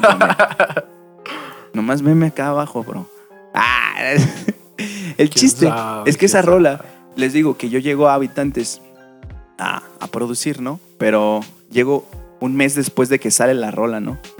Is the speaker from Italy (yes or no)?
no; Mexico; por ser mexicanos y por vivir